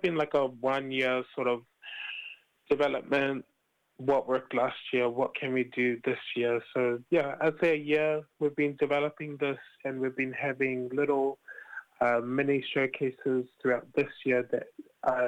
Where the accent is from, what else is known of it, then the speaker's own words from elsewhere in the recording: Auckland, New Zealand; I've been born and raised in Roskill, and it's basically all I know.